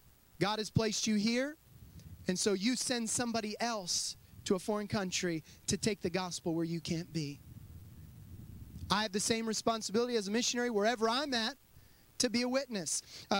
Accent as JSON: {"language": "English", "country": "United States"}